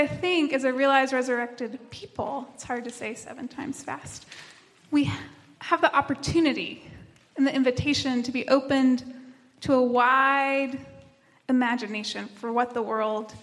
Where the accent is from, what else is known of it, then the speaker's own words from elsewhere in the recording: Tennessee, United States; now in North Carolina, United States; I am from Tennessee, not from around here